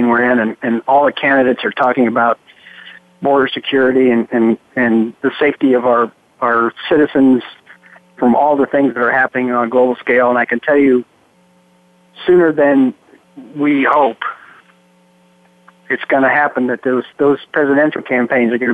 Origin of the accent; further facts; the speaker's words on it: Green Bay, Wisconsin, United States; now in North Carolina, United States; I'm from Green Bay